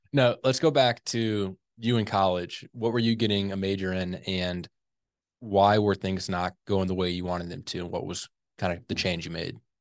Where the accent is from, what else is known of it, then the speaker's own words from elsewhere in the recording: St. Louis, Missouri, United States; I grew up in the Saint Louis area